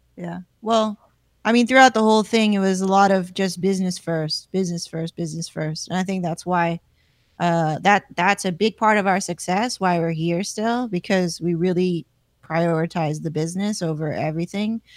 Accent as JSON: {"language": "English", "town": "Palmdale", "region": "California", "country": "United States", "said": "I come from Palmdale"}